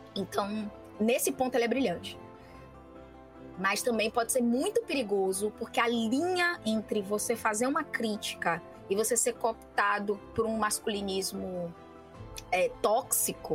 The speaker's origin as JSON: {"language": "Portuguese", "country": "Brazil", "said": "somos brasileiros, vivemos nesse planeta"}